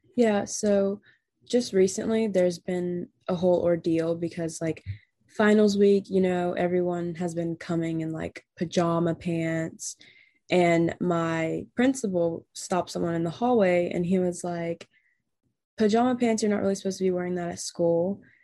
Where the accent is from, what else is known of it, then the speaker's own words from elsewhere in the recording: North Carolina, United States; I'm from North Carolina.